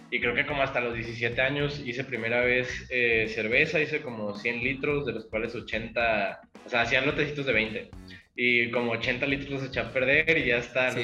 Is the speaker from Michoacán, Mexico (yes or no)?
yes; Michoacán, Mexico; now in Jalisco, Mexico; Yo soy de Michoacán